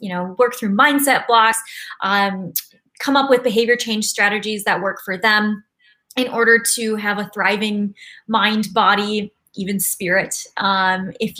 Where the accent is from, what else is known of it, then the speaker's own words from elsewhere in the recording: West Michigan, United States; moved away as an adult; also born or lived in Seattle / Ann Arbor, Michigan; now in San Diego, United States; I'm from West Michigan